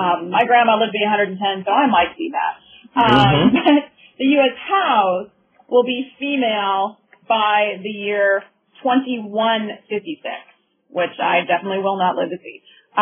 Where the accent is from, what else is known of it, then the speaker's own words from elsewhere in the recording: Minnesota, United States; I'm originally from Minnesota, and when I was growing up, we had very, very few women in our state legislature.